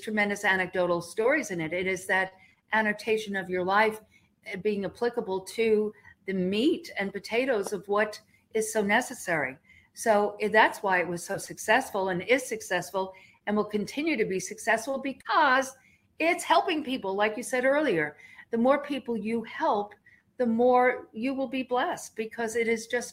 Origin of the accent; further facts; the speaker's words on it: Long Island, New York, United States; I grew up on Long Island